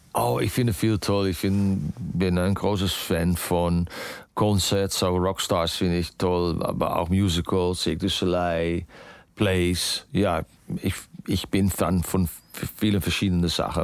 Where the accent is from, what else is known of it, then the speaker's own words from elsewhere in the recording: Netherlands; German is a second language; ich bin natürlich äh, äh, aufgewachsen in Holland